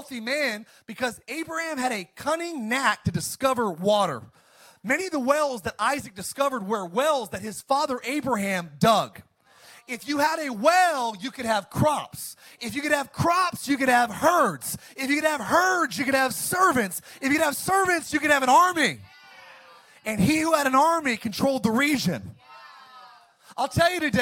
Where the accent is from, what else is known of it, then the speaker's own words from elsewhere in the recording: Antelope Valley, California, United States; moved away; I grew up in the high desert. I grew up in the Antelope Valley